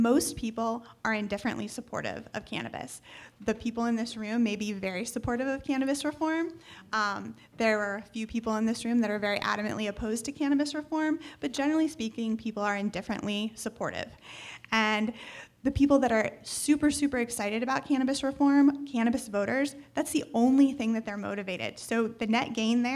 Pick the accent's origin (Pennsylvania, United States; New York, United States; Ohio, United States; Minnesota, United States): Ohio, United States; moved away; I'm from Ohio originally